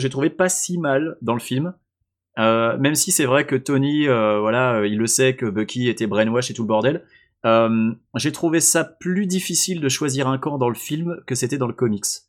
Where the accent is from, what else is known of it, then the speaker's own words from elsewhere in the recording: France; je suis français